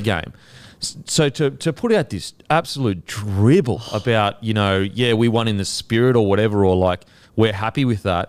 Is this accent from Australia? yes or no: yes; Queensland, Australia; as a Queenslander